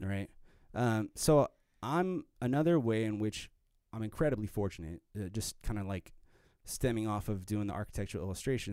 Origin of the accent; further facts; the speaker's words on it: Arvada, Colorado, United States; moved away as an adult; I grew up in the Denver area, um, Arvada.